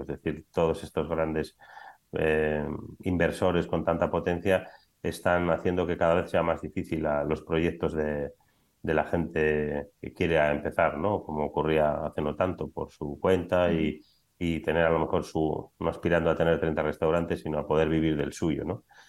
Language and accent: Spanish; Biscay, Basque Country, Spain; moved away as an adult; now in Madrid, Spain; realmente soy vizcaíno, que no bilbaíno, porque soy de un pueblo que se llama Zaya, no soy de Bilbao